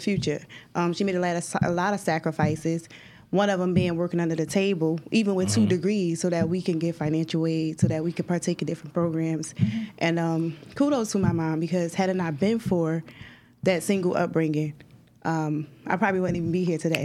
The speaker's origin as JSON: {"language": "English", "town": "Newark", "region": "New Jersey", "country": "United States", "tie": "born or raised there", "said": "I was born and raised in Newark, New Jersey"}